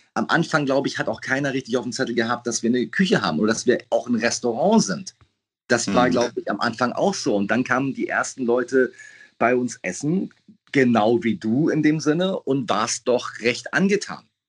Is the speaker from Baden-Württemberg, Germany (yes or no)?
no; Hamburg, Germany; Peppy und ich sind 50 Meter voneinander entfernt groß geworden